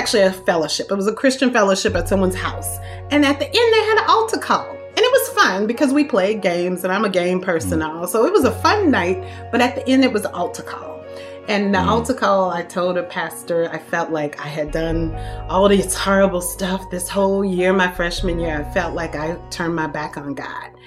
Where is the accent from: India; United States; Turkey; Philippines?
United States; Thibodaux, Louisiana; moved away; I am from Thibodaux, Louisiana